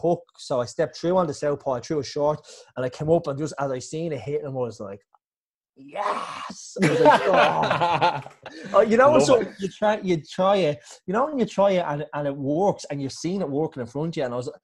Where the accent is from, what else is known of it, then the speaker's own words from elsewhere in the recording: Ireland; me being Irish